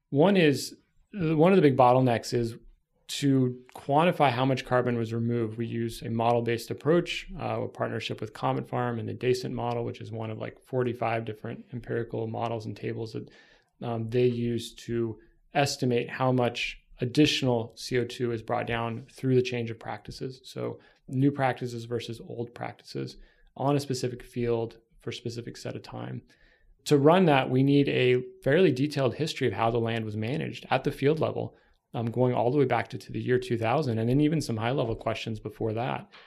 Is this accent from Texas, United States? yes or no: yes; Texas, United States; yeah, I'm from Texas.